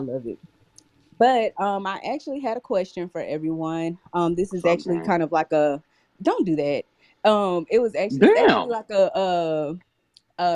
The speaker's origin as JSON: {"language": "English", "town": "Dallas", "region": "Texas", "country": "United States", "said": "Oh, I'm also from Dallas."}